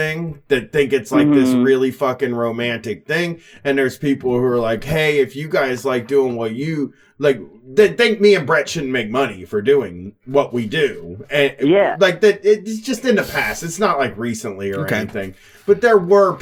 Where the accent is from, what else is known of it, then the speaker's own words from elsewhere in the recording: Columbus, Ohio, United States; In my hometown area of Columbus